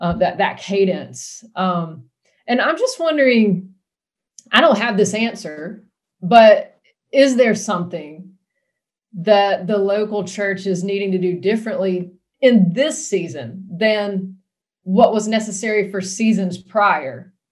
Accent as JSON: {"language": "English", "country": "United States", "said": "yes, I'm an American, but I am part of a holy nation and a holy people."}